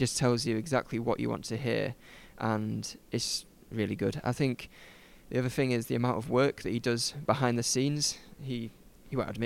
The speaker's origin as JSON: {"language": "English", "town": "Huddersfield", "region": "Yorkshire and the Humber", "country": "United Kingdom", "said": "I'm from West Yorkshire, Huddersfield"}